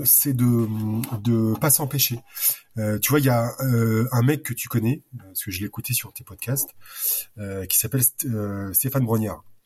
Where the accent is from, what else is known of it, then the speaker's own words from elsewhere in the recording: Normandy, France; je suis normand